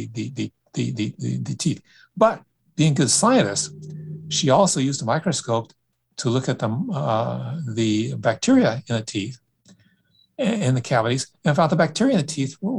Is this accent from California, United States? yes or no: yes; Sacramento, California, United States; as a child growing up in Sacramento